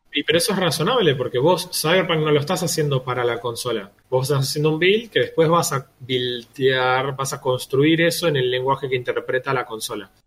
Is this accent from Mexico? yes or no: no; Argentina; somos también argentinos